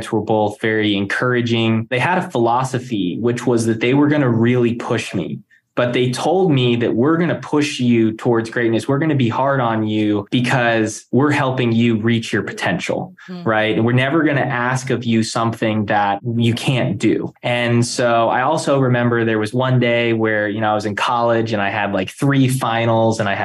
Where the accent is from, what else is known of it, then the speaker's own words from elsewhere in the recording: Palm Beach Gardens, Florida, United States; growing up in South Florida, you know, Palm Beach Gardens